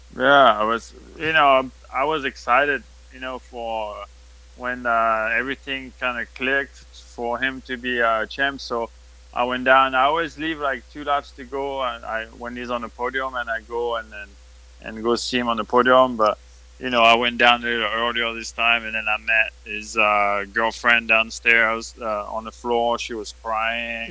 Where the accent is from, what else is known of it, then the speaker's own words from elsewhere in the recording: France; accent: French; English is a second language; now in United States; we're still French